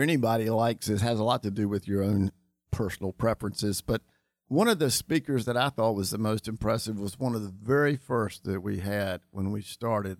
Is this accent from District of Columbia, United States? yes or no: no; Charlotte, North Carolina, United States; grew up in Charlotte. I grew up uh, in the Chantilly area.